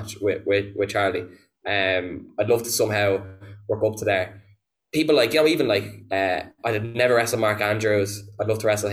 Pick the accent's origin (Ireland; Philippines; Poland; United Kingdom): Ireland; as an Irish wrestler, and especially having come from the school that Balor set up